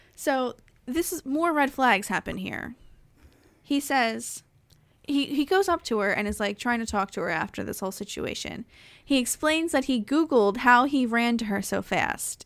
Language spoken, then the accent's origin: English; New Jersey, United States; I'm from New Jersey